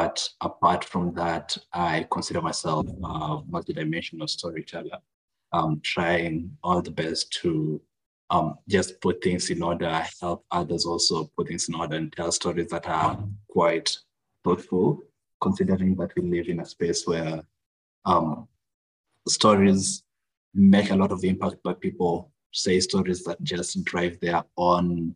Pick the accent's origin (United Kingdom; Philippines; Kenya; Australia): Kenya; now in Kigali, Rwanda; I'm originally from Kenya. That's my home country. But at the moment, I'm staying in Rwanda, Kigali, Rwanda